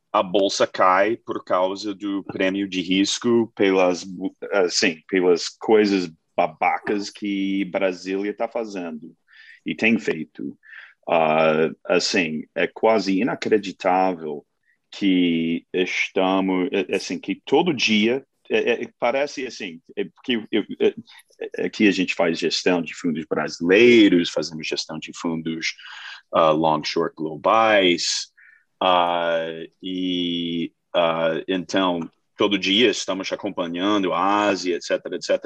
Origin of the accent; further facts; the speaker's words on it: United States; Portuguese is a second language; now in Brazil; sou americano, sou gringo, eu fiz gestão de, de fundos globais lá nos Estados Unidos